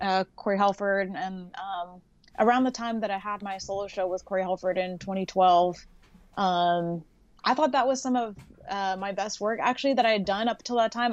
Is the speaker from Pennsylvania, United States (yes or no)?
no; Los Angeles, California, United States; I grew up in, like, the Sunland, Tahunga area in California